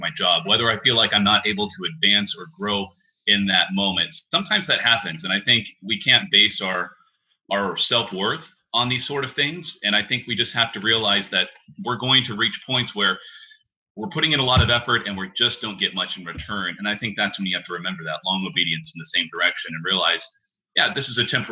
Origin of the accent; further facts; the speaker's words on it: Tulsa, Oklahoma, United States; moved away as an adult; also born or lived in Hagerstown, Maryland; Tulsa is a great place for me to land because it's my hometown